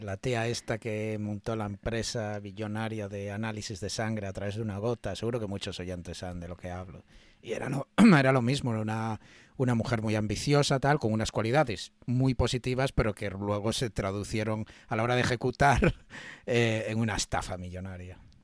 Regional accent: Galicia, Spain; Yo como gallego

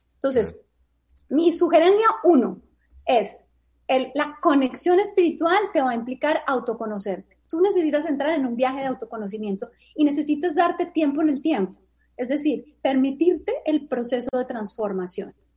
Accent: Bogotá, Colombia; moved away as an adult; Yo soy de Colombia, de Bogotá. Y cuando tenía 25 años, hace 20 años, decidí mudarme de país

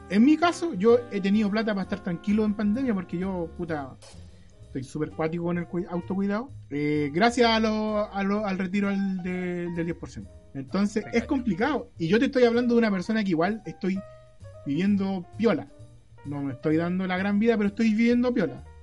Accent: Chile; Como todos lo hicimos como chilenos

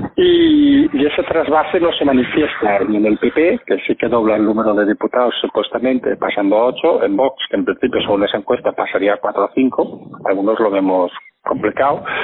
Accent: Barcelona, Catalonia, Spain; yo, que nací en Barcelona

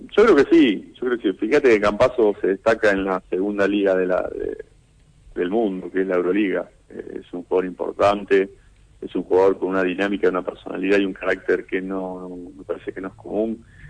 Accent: Argentina; lo que somos los argentinos

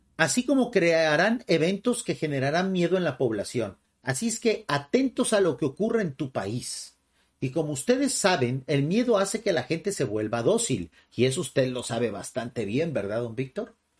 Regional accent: Mexico

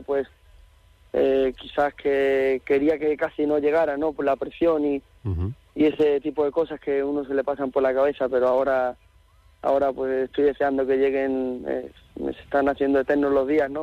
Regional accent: Seville, Andalusia, Spain; en mi tierra, me considero mi casa

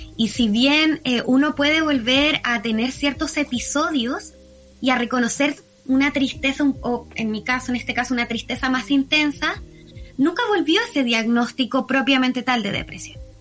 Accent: Viña del Mar, Valparaíso, Chile; also born or lived in Puerto Montt; soy, de Viña, me muevo entre Viña y Puerto Montt constantemente

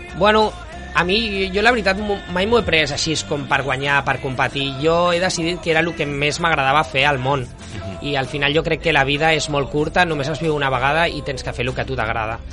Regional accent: Barcelona, Catalonia, Spain; also born or lived in Menorca; Jo vaig néixer a Barcelona

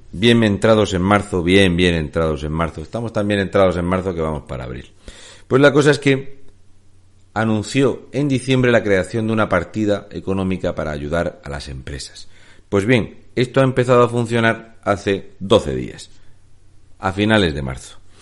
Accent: Region of Murcia, Spain; now in Canary Islands, Spain; soy un murciano encabronado o un murciano empadronado en Canarias

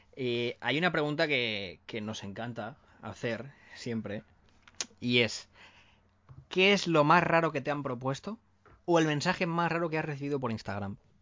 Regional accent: Valencia, Valencian Community, Spain; nosotros somos de Valencia

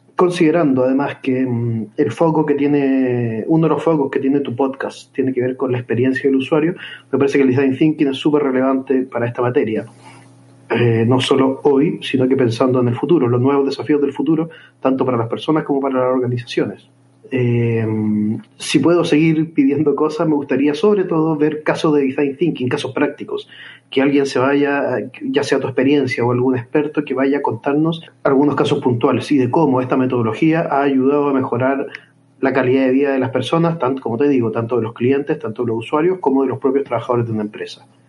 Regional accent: Chile; moved away as an adult; now in Madrid, Spain; soy de Chile y estoy acá en Madrid estudiando un máster

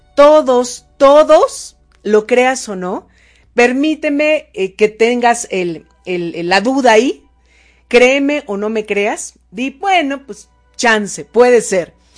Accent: State of Mexico, Mexico; now in Puebla, Mexico; ahora estoy en Puebla, pero yo nací en el Estado de México

